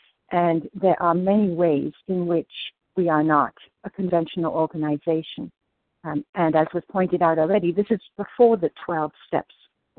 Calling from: New Jersey, United States; in New Jersey.

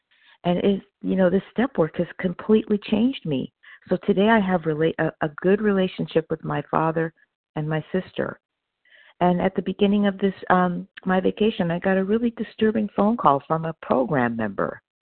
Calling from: Opelousas, Louisiana, United States; this morning, I'm calling from Opelousas, Louisiana. I'm on vacation, and I'm visiting my sister. I'm normally in Palmdale.

